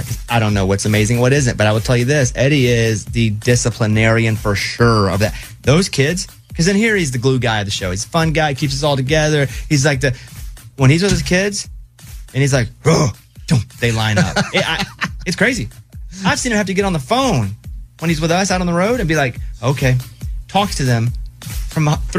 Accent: Arkansas, United States; I mean, I grew up in Arkansas, so I had to learn. This is what we did.

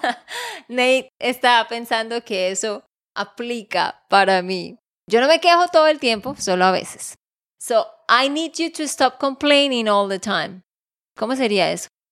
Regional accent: Santander, Colombia; de Santander, Colombia

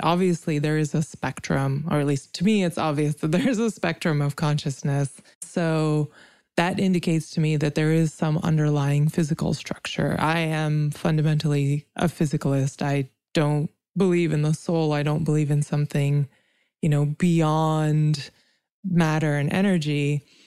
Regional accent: India; now in United States; I come from India, which was colonized, and I live in America

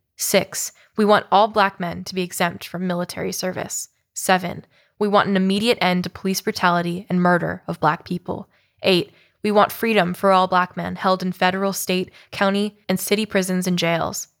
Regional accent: Oakland, California, United States; moved to Oakland, California. Shout out to my hometown

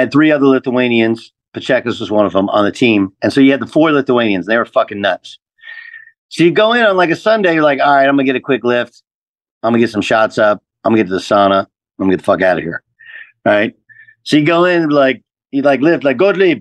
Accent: United States; moved away as an adult; also born or lived in Russia; even as an American in Russia

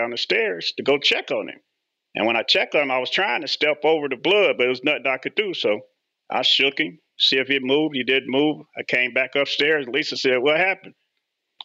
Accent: Indianapolis, Indiana, United States; moved away as an adult; also born or lived in Elkhart, Indiana; I grew up in Indianapolis, went to George Washington High School

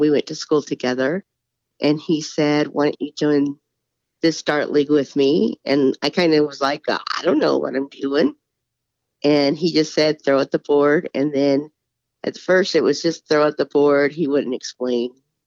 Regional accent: Murray, Utah, United States; I was born in Murray, Utah, and raised in Murray, Utah

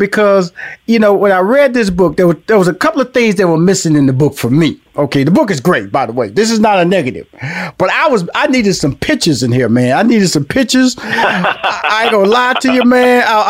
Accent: Houston, Texas, United States; I'm from Houston. So I said, Houston boy that wore the polo boots

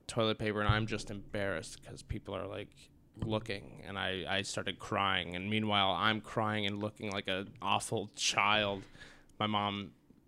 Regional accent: Apple Valley, Minnesota, United States; also born or lived in Burnsville, Minnesota; now in Jamestown, United States; I grew up in Apple Valley, and then after my dad died, we moved to Burnsville

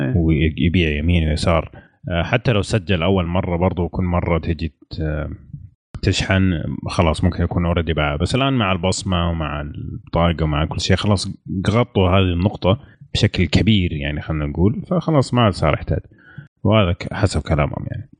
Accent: Saudi Arabia; عندنا في السعودية

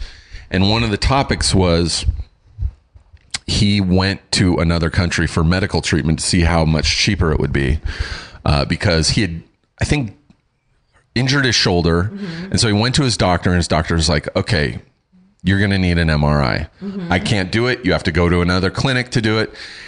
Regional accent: United Kingdom; I'm British. I'm hardy.

